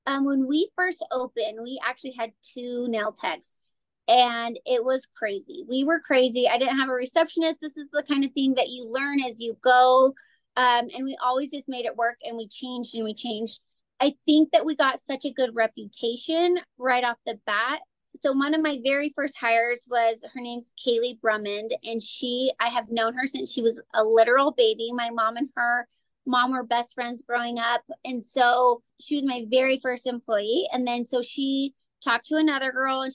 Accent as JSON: {"language": "English", "town": "Casper", "region": "Wyoming", "country": "United States", "tie": "born or raised there", "said": "were born and raised in Casper, so we have a lot of contacts from here"}